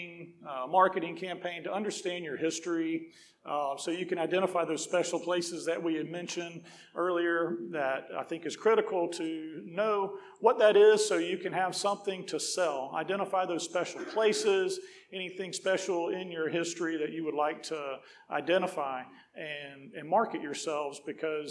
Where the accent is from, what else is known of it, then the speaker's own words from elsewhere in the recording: Greenville, South Carolina, United States; I grew up in Greenville area